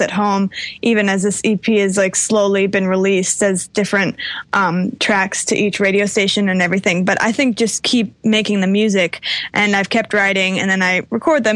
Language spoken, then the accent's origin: English; New York City, New York, United States; I'm from New York